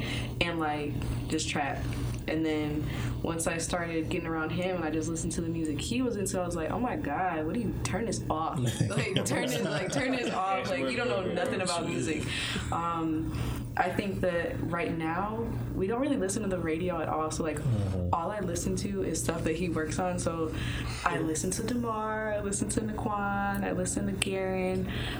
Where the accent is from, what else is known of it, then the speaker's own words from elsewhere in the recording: Chicago, Illinois, United States; because I'm originally from Chicago, so to hear him being this now, I'm like, oh, he's back.